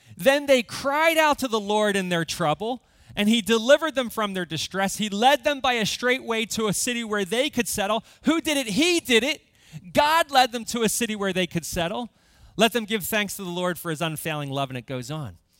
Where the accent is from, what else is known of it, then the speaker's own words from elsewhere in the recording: United States; before I am an American, I am a Christian